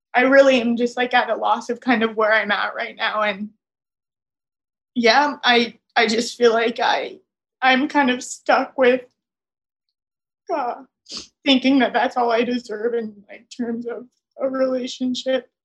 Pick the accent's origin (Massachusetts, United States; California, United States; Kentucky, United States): Massachusetts, United States; moved away as an adult; now in Miami, United States; I live in Miami alone, and I'm from Massachusetts